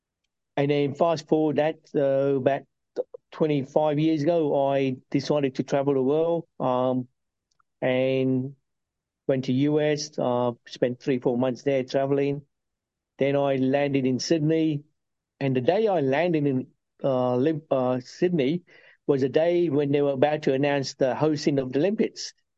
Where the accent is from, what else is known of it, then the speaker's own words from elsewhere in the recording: Uganda; also born or lived in United Kingdom; now in Australia; My bit of background, I'm originally from Uganda, and then got turfed out of Uganda in 72 by lovely Idi Amin, dictator. And that's when the UK opened their open arms and took us in.